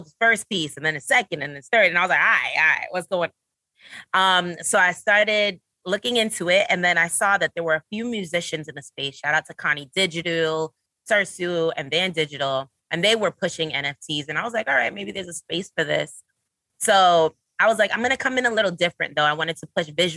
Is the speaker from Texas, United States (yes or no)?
no; New York City, New York, United States; I'm a Brooklyn girl. I'm from Flatbush